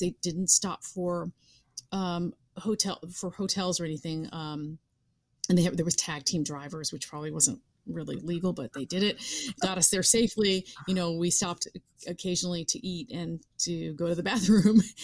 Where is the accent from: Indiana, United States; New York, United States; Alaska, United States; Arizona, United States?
New York, United States; being a New Yorker